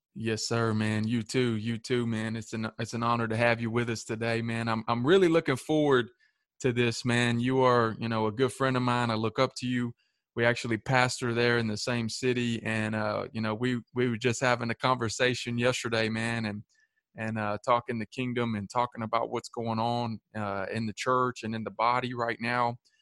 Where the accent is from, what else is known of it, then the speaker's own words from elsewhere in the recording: Shelbyville, Tennessee, United States; also born or lived in Manchester, Tennessee; I grew up in Shelbyville